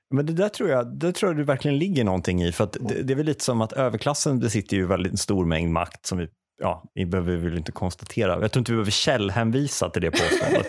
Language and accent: Swedish; Säffle, Värmland, Sweden; moved away as an adult; also born or lived in Uppsala; jag är uppväxt värmlänning.